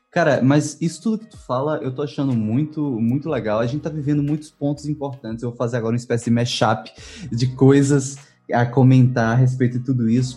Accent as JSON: {"language": "Portuguese", "region": "Northeast Region", "country": "Brazil", "said": "eu sou do Nordeste brasileiro"}